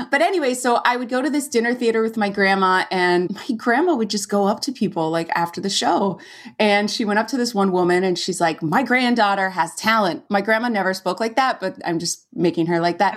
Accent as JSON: {"language": "English", "town": "Valencia", "region": "California", "country": "United States", "tie": "born or raised there", "moved": "as an adult", "said": "I went to Cal Arts, which was in my hometown."}